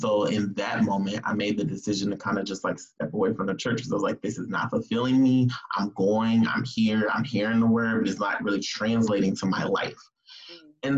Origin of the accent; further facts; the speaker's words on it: California, United States; moved away as an adult; also born or lived in Georgia; I moved to Georgia from California.